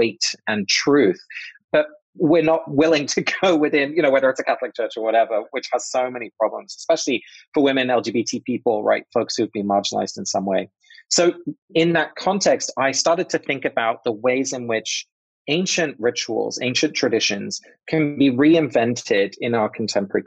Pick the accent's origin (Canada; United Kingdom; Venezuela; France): United Kingdom; England; I grew up in England. My parents are both Dutch, but I was born in England